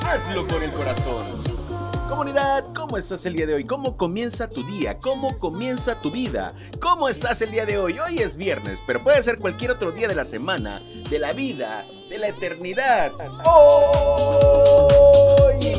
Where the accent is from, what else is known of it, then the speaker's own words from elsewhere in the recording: Lerdo de Tejada, Veracruz, Mexico; Yo soy nacido en Ciudad Lerdo de Tejada, Veracruz.